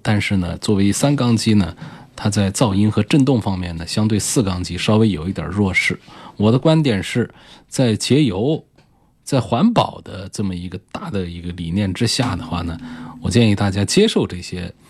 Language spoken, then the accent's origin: Chinese; China; 我们中国人